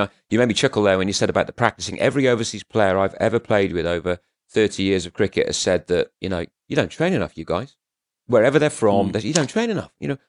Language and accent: English; Shropshire, West Midlands, United Kingdom; now in London, United Kingdom; where I grew up in Shropshire